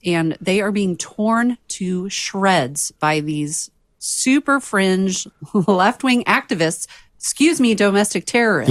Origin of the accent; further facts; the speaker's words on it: Santa Cruz County, California, United States; also born or lived in Watsonville, California; I'm from Santa Cruz County, spent many, many years in Watsonville